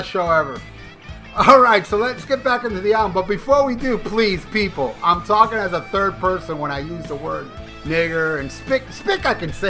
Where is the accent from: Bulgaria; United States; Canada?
United States; I was born in America. I'm American Cuban